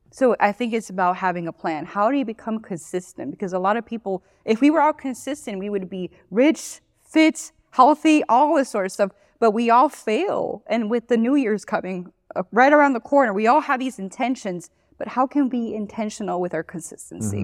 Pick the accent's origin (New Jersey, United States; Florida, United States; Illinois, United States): Florida, United States; Miami; moved away as an adult; also born or lived in Gainesville, Florida / Tampa Bay, Florida; now in Johnson City, United States; I'm originally from Florida. I grew up in Miami.